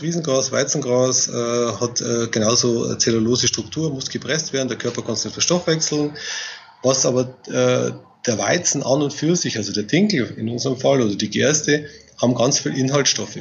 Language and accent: German; Bavaria, Germany; sagt man bei uns in Bayern